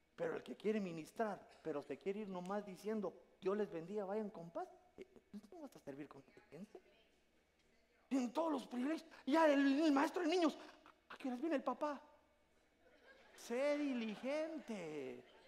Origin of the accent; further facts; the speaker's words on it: Guatemala; now in United States; mándenme la aldea del Jute, yo quiero que me entierren en mi tierra